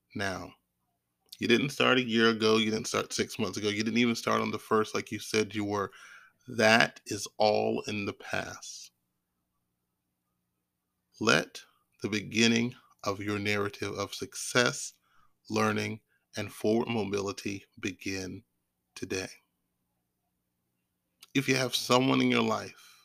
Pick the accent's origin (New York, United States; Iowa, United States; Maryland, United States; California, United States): Maryland, United States; Maryland area, United States; I'm from the Maryland area